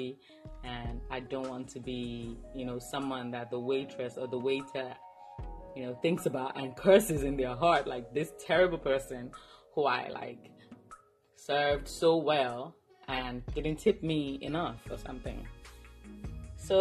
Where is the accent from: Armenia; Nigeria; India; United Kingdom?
Nigeria; as a Nigerian, where I come from, we tip, but not, it's not like expected.